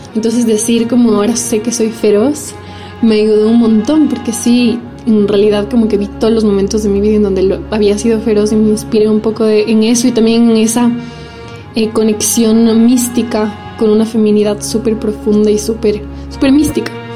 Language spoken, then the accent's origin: Spanish; Ecuador; also born or lived in Italy; Nací aquí en Ecuador, pero también soy italiana y mm, viví mucho tiempo por allá también